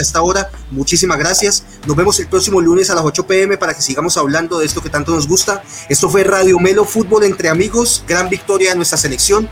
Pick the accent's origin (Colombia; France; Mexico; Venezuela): Colombia; como buenos colombianos